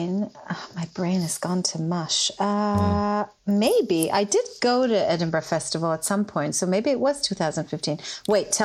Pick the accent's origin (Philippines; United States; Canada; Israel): Israel; first language Hebrew; English is a second language; moved away as an adult; now in United Kingdom; And I grew up in Israel.